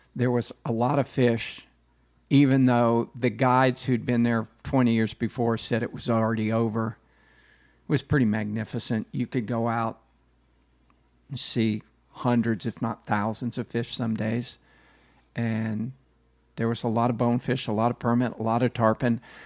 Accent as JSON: {"language": "English", "town": "Tampa", "region": "Florida", "country": "United States", "tie": "born or raised there", "said": "I grew up in Tampa"}